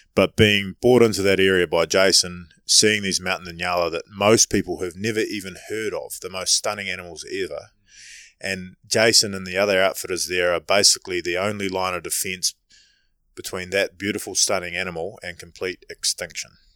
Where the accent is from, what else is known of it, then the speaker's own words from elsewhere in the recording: New Zealand; being a Kiwi